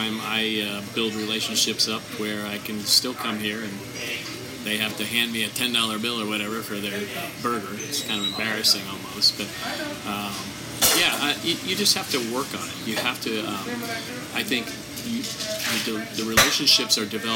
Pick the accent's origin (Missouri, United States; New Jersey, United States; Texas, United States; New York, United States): New Jersey, United States; just outside Ocean City; moved away as an adult; now in Washington, United States; I grew up just outside Ocean City, New Jersey